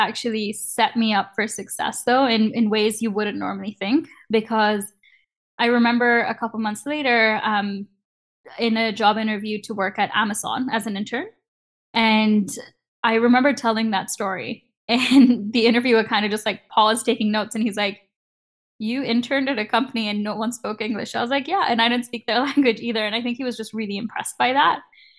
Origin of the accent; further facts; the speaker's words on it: Canada; getting a visa to work at a company in the US as a Canadian student is really, really hard